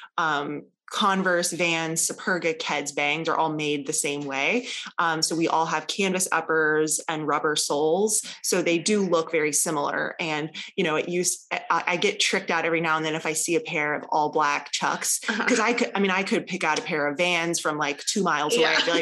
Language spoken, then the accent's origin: English; Columbia, South Carolina, United States; I grew up in Columbia, South Carolina